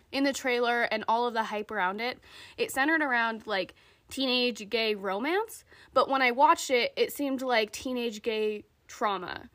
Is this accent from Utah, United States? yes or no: yes; Utah, United States; growing up in Utah